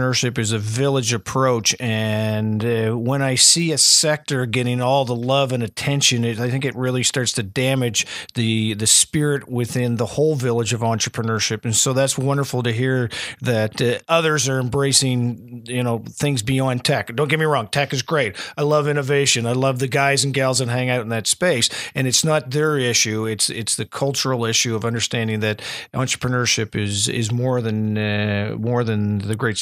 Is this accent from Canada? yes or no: yes; the Maritimes, Canada; I'm from the Maritimes